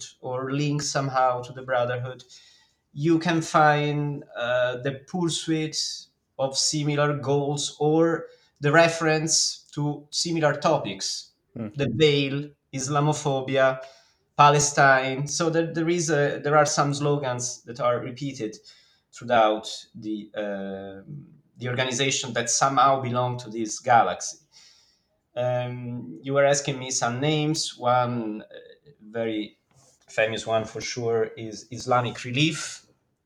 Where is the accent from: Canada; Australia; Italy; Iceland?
Italy; I come from Italy